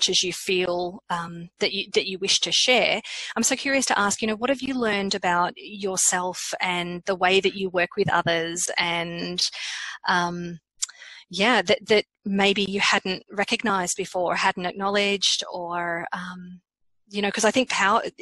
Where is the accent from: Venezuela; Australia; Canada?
Australia; as an Australian